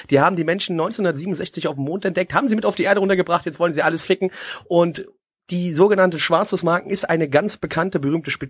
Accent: West Germany, Germany; Ich als Westdeutscher

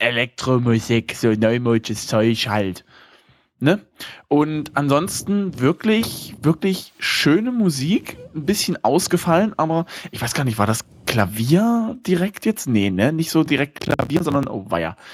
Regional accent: Germany; bei uns in Deutschland

